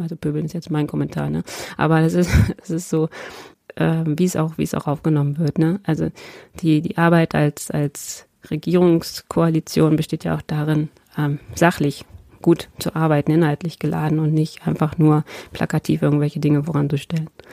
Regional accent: Lower Saxony, Germany; Ich als Niedersächsin

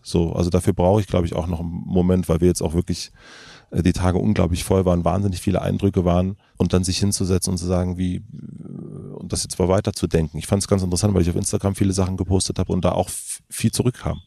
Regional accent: Germany; wir aus Deutschland

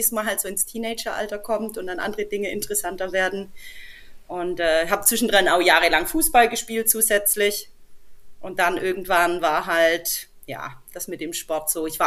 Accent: Heilbronn, Baden-Württemberg, Germany; accent: Swabian; Ansonsten äh, hört man es vielleicht am Dialekt. Ich komme aus Baden-Württemberg, äh, im schwäbischen Raum, Großraum Heilbronn.

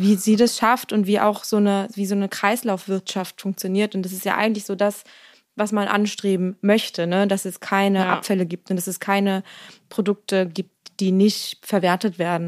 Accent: Mecklenburg-Vorpommern, Germany; moved away; in meiner Heimat, also in Mecklenburg-Vorpommern

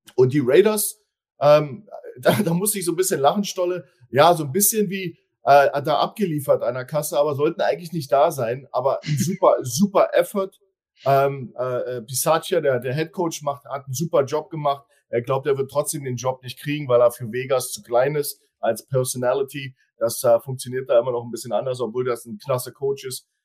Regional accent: Berlin, Germany; now in Hildesheim, Germany; Ja, ich bin zwar aus Berlin, aber ich lebe da nicht

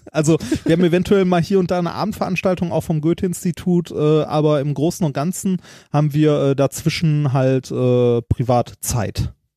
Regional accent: Germany; bei uns in Deutschland

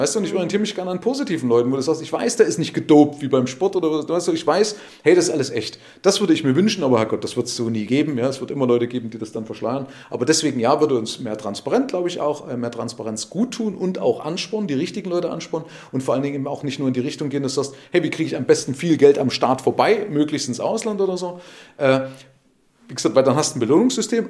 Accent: Germany

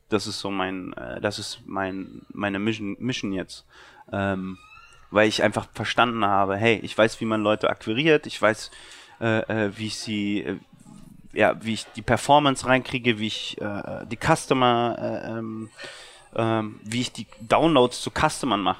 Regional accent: Berlin, Germany

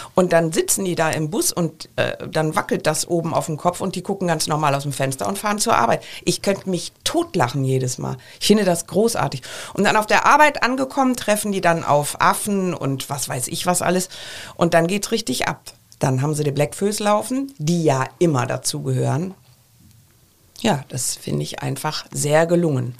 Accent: Düsseldorf, North Rhine-Westphalia, Germany; now in Cologne, Germany; Ich bin ja Düsseldorferin in Köln lebend, also karnevalsgeprägt

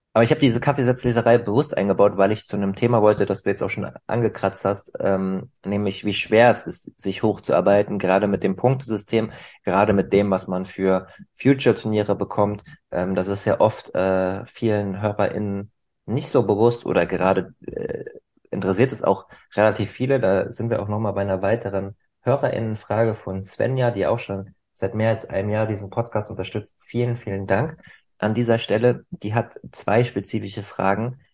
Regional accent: Germany

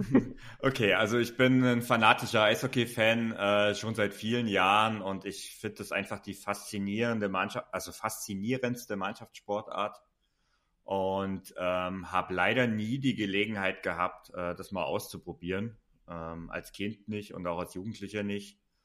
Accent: Saxony, Germany; born or raised there

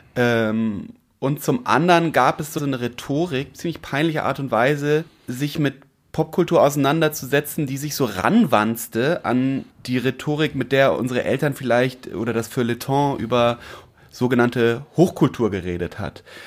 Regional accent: Hamburg, Germany; so einem Bildungsbürgertum, mit dem man groß geworden ist in Eimsbüttel-Eppendorf

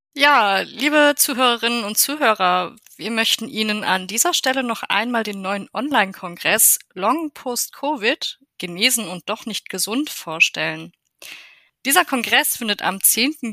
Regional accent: Germany; Bei uns in Deutschland

